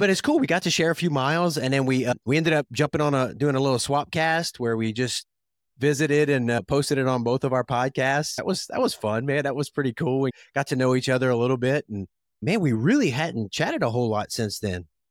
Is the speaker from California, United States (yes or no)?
no; South Louisiana, United States; I grew up in South Louisiana